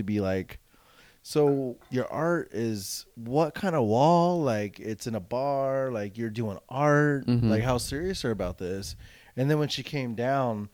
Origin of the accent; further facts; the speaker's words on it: West Covina, California, United States; also born or lived in Baldwin Park; growing up in Southern California, I went to school in Baldwin Park in West Covina